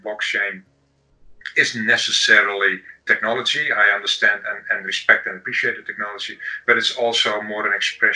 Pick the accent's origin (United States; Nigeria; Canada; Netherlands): Netherlands; Amsterdam, North Holland; I'm from Amsterdam in the Netherlands